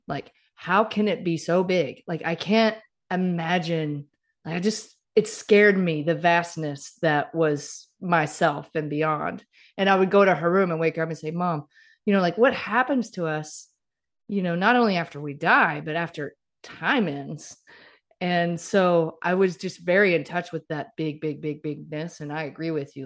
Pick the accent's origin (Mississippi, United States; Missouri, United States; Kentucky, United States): Mississippi, United States; moved away; I grew up in Mississippi